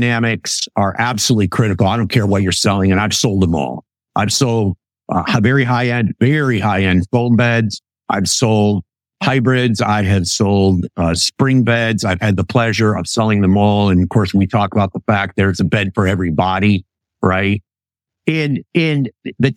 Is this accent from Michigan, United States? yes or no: yes; Western Michigan, United States; When I grew up in Western Michigan